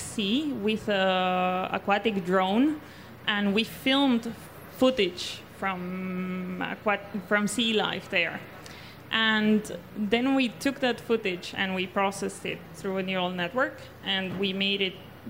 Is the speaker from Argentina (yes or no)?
yes; Argentina; I was born and raised in South America, more particularly in Argentina